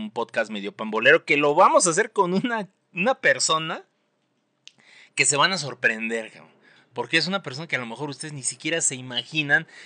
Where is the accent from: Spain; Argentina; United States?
Argentina; Yo soy de Argentina, siento que Messi ya se la merece